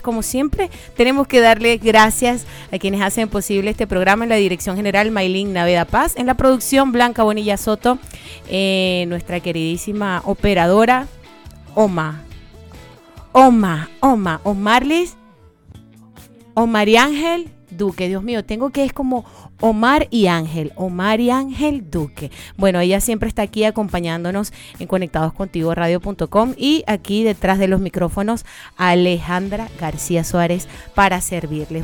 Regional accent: Maracaibo, Zulia, Venezuela; moved away; desde mi tierrita Maracaibo

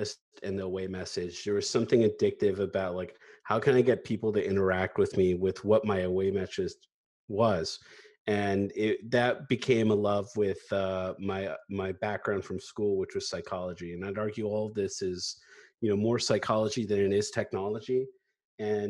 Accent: Northern Virginia, United States; now in Washington, D.C., United States; always born and raised in Northern Virginia

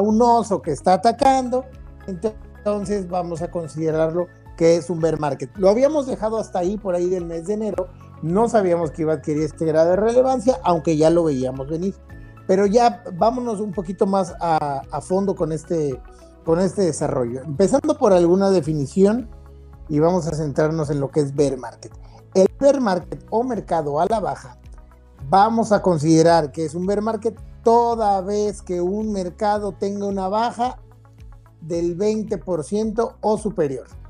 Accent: Mexico; tenemos que considerar como mexicanos

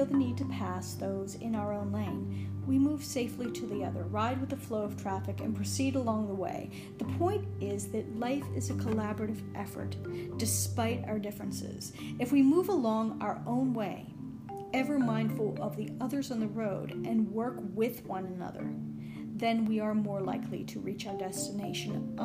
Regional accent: Pittsburgh, Pennsylvania, United States; I grew up in suburban Pittsburgh

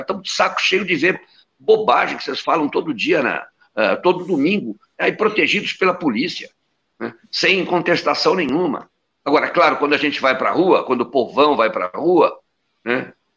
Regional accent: Brazil; Nós somos brasileiros

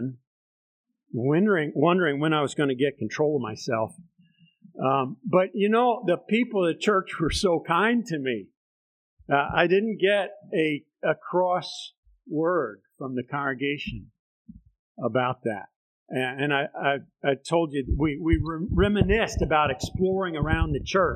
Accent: Bethlehem, Pennsylvania, United States; grew up in the Methodist Church, United Methodist Church in Southside Bethlehem

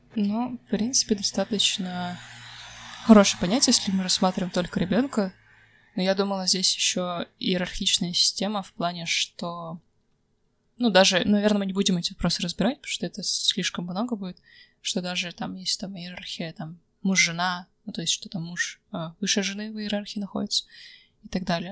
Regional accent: Kazakhstan; Недаром я из Казахстана

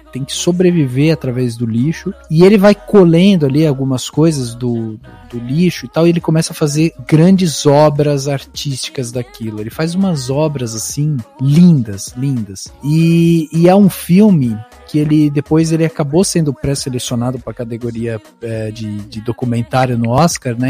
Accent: Brazil; como brasileiro

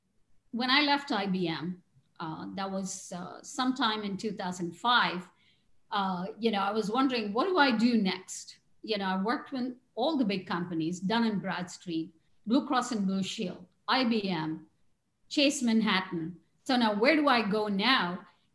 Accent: India; moved away as an adult; now in San Diego, United States; I grew up in India. I know all about Indian values and how Indians think and act. And then I've lived here longer than I have lived in the in India.

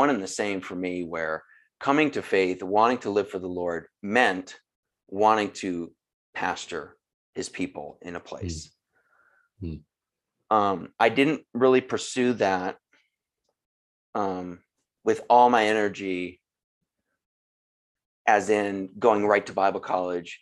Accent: Massachusetts, United States; moved away as an adult; also born or lived in California; I grew up in Massachusetts. So even though I was in California, you know, this is my homeland here

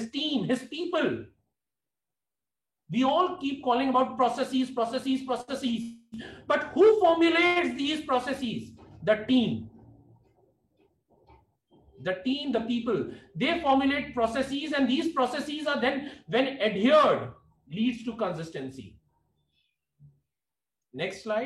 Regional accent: India; as an Indian

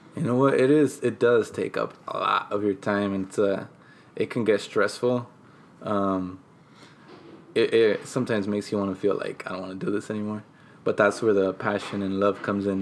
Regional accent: Oxnard, California, United States; also born or lived in San Bernardino, California / Mexico; I was raised here since I was

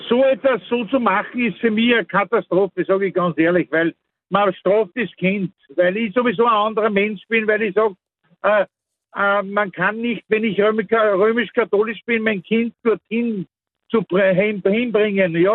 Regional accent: Mostviertel, Lower Austria, Austria; ich komme aus einer Gegend aus dem Mostviertel, wo das ja Standard ist, solche Namen

